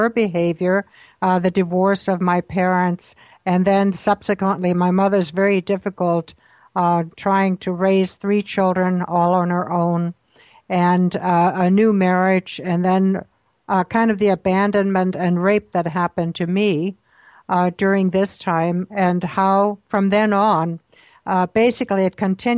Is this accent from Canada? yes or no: no; Austria; I was born in Austria during World War II on a farm.